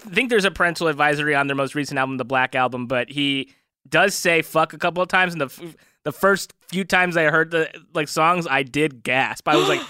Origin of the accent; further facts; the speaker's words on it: Downey, California, United States; I'm from Downey.